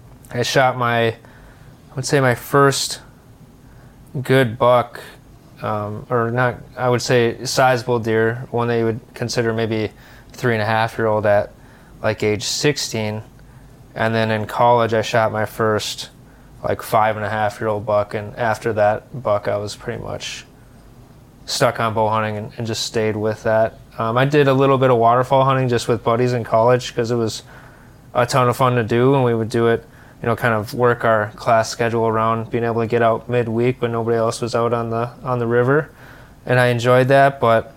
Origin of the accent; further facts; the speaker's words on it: Minnesota, United States; I'm from Minnesota, Twin Cities. Married, three little girls, 8, 6, and 2.